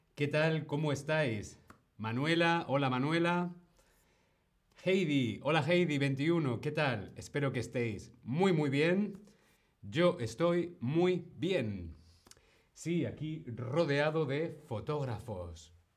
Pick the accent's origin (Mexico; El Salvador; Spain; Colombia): Spain; como decimos en España